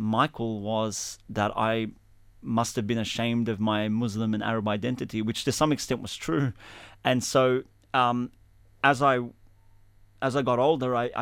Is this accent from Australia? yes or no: yes; Sydney, New South Wales, Australia; also born or lived in Lakemba, Sydney; growing up in Alexandria, which is where we are right now, actually, for the first 10 years of my life